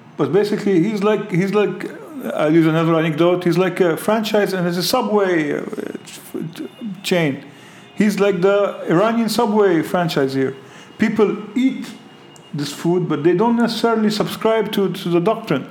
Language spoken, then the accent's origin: English; Lebanon; I grew up in Lebanon under Syrian hegemony